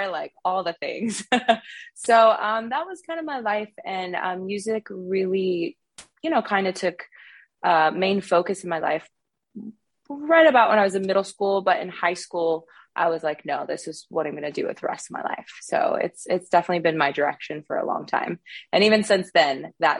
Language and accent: English; Thornton, Colorado, United States; moved away; I'm from Thornton, Colorado, which is just outside of Denver. And I kind of had a very eclectic childhood, I guess a mix of everything. I grew up playing lots of sports